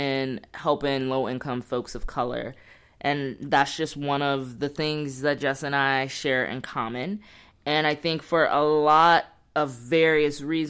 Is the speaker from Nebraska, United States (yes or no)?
yes; Nebraska, United States; now in Los Angeles, United States; I'm from the Midwest. Nebraska represent